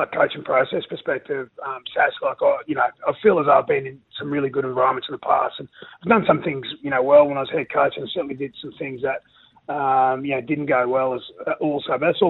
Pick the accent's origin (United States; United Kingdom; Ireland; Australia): Australia; Rockhampton, Queensland; growing up in Rockhampton, it's a big rugby league area.